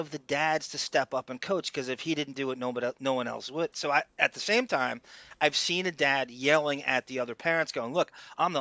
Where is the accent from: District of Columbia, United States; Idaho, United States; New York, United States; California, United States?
New York, United States; Long Island; I'm from Long Island